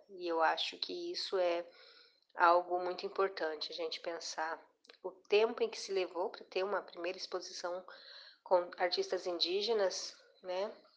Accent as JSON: {"language": "Portuguese", "town": "Cuiabá", "region": "Mato Grosso", "country": "Brazil", "tie": "born or raised there", "said": "moro em Cuiabá, Mato Grosso, onde eu nasci"}